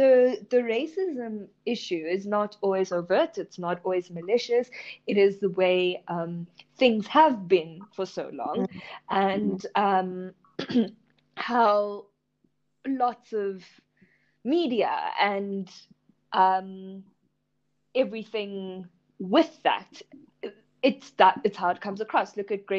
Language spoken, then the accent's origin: English; India; me being an Indian female also comes with definite stereotypes